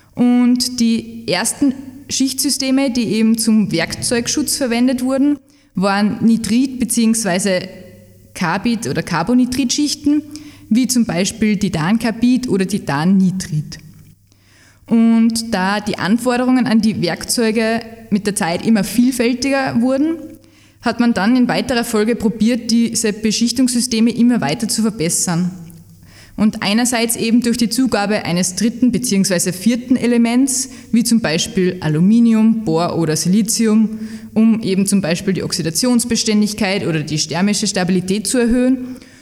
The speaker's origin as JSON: {"language": "German", "region": "Salzburg", "country": "Austria", "moved": "as an adult", "lives_now": "Leoben, Austria", "said": "Ich komme ursprünglich aus Salzburg"}